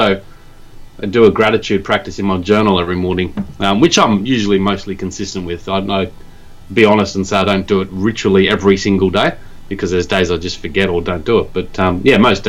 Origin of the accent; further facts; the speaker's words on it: Australia; moved away as an adult; now in Japan; I'm from Australia